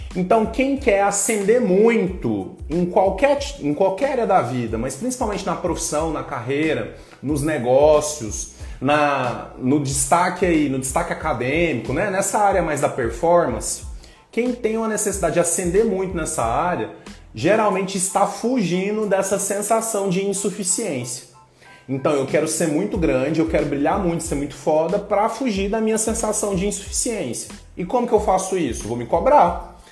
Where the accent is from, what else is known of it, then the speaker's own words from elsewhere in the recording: Goiânia, Goiás, Brazil; moved away; vem lá da minha terra, lá de Goiás